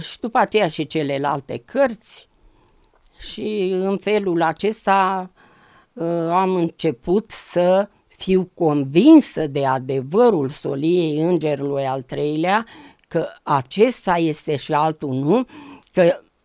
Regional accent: a village near Târgoviște, Dâmbovița County, Romania; M-am născut în Dâmbovița, într-un sat frumos de lângă Târgoviște

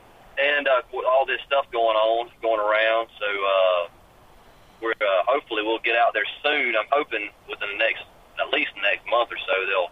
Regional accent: South Georgia, United States; now in Nashville, United States; I'm right on the line of South Georgia and Middle Georgia

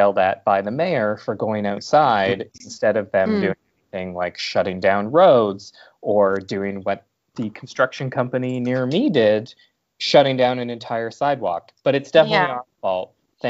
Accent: Bowmanville, Ontario, Canada; moved away; From Bowmanville, from my hometown.

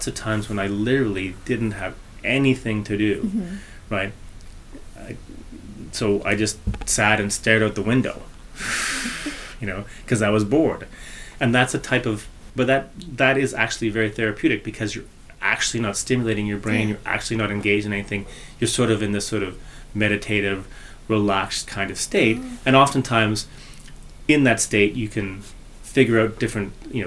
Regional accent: Toronto, Ontario, Canada; moved away; also born or lived in Lower Mainland, British Columbia; I grew up in Ontario and I grew up in Toronto

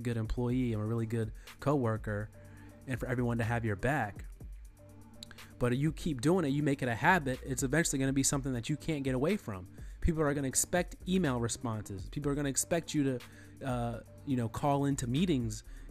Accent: United States

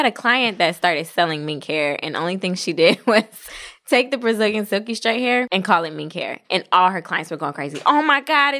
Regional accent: New Jersey, United States; My hometown.

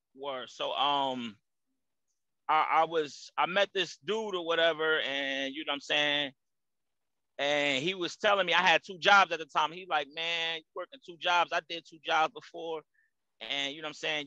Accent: Jersey City, New Jersey, United States; moved away as an adult; also born or lived in New Brunswick, New Jersey; now in Charlotte, United States; born and raised Jersey City, New Jersey. Shout out to New Brunswick because that's my hometown too.

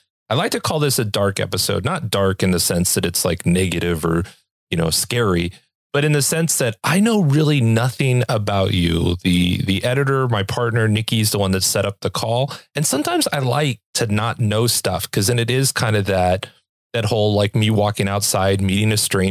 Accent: Los Angeles, California, United States; now in Utah, United States; I'm originally from Los Angeles

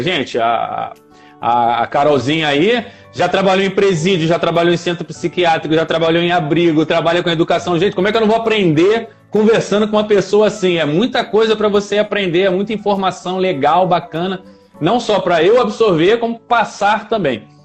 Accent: Rio de Janeiro, Brazil; also born or lived in Nova Iguaçu; É eu nasci na, na, cidade do Rio de Janeiro, né? No outro município. No município do Rio de Janeiro, na capital. Eu nasci na capital.

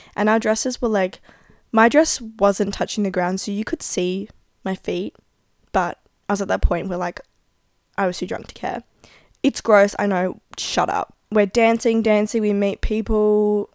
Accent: Adelaide, South Australia, Australia

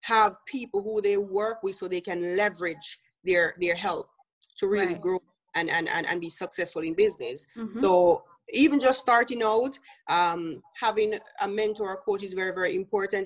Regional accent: Jamaica; moved away as an adult; now in United States; If you hear my accent, I'm from Jamaica

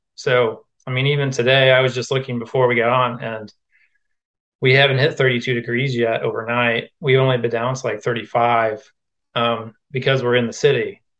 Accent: Quincy, Illinois, United States; moved away as an adult; also born or lived in Iowa; I went to junior college in my hometown of Quincy, Illinois

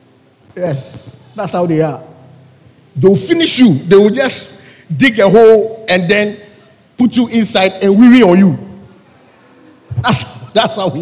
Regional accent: Accra, Greater Accra, Ghana; I was born in Circle.

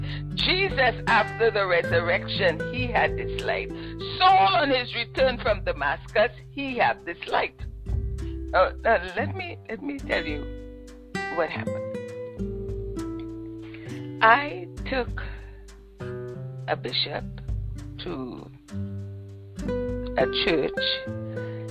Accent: Ottawa, Ontario, Canada; moved away as an adult; I come from Ottawa, and in my growing up days, there wasn't much black people in Ottawa at that time

